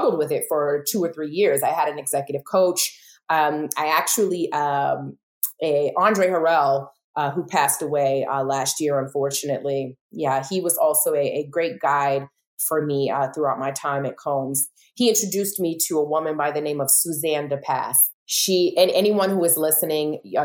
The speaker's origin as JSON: {"language": "English", "town": "New York City", "region": "New York", "country": "United States", "said": "I'm from Brooklyn, so I'm very assertive"}